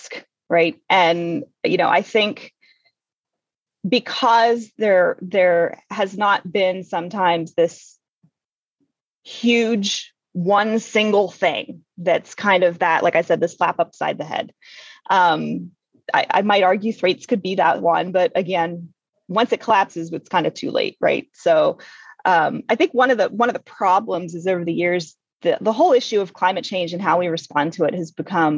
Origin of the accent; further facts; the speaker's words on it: Western Pennsylvania, United States; I grew up in Western PA where my dad worked in the strip mines out there.